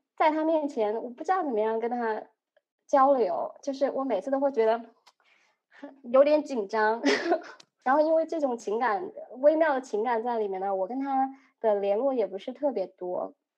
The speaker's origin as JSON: {"language": "Chinese", "region": "a small town in central China", "country": "China", "moved": "yes", "lives_now": "United States", "said": "我来自于中国中部的一个非常小的小镇"}